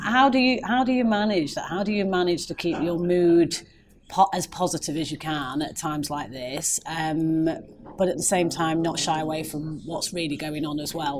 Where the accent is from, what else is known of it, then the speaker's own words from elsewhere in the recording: Manchester, North West England, United Kingdom; I'm a Mancunian